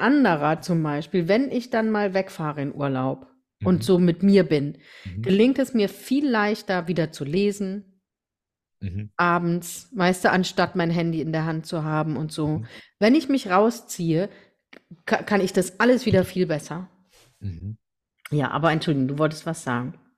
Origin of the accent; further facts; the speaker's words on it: Rhineland-Palatinate, Germany; also born or lived in Deidesheim; bei uns in der Pfalz